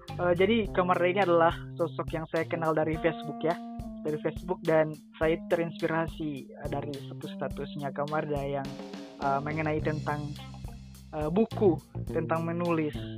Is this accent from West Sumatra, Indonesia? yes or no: no; Gorontalo, Indonesia; Saya dari Gorontalo.